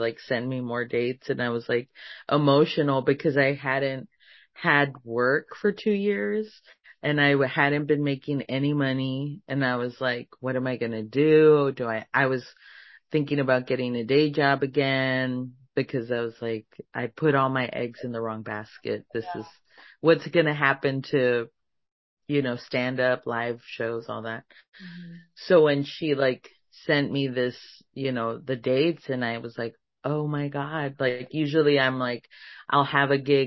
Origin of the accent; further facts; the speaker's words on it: Laredo, Texas, United States; I'm from Laredo